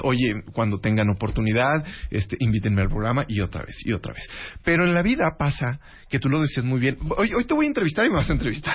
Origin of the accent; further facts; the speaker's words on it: Río Verde, San Luis Potosí, Mexico; also born or lived in Mexico City; now in Guadalajara, Mexico; mi burbuja, Centenario 207, letra A, en Río Verde, San Luis Potosí